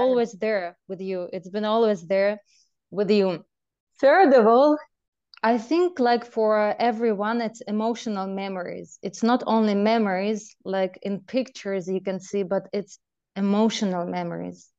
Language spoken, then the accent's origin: English; Belarus; moved away; I grew up in Belarus